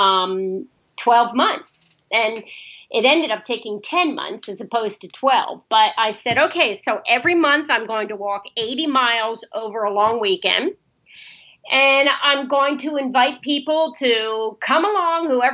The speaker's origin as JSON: {"language": "English", "town": "Lancaster", "region": "Pennsylvania", "country": "United States", "tie": "born or raised there", "also_born_or_lived": "Washington, D.C. / Europe", "moved": "as an adult", "lives_now": "San Diego, United States", "said": "I grew up back on the East Coast in a town about 60 miles outside of Philadelphia called Lancaster, Pennsylvania"}